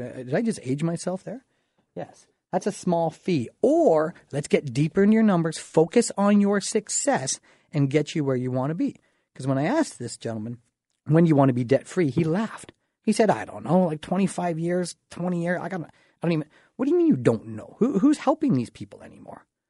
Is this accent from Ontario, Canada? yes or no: yes; Dorchester, Ontario, Canada; I'm from the Dorchester area. You know, kinda raised, small town thought, small town boy, population about five thousand people